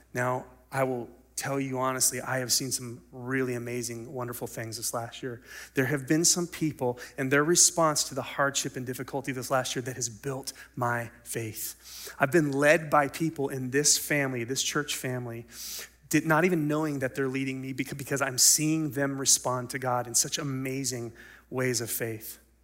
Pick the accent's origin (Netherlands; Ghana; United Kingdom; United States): United States; we as American Christians